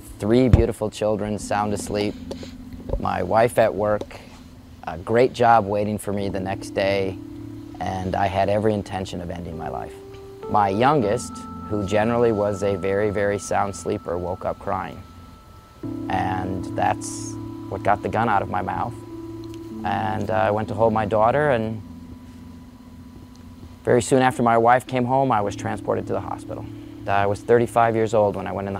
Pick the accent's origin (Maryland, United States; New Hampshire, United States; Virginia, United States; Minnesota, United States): Minnesota, United States; Brooklyn Park; I grew up in Brooklyn Park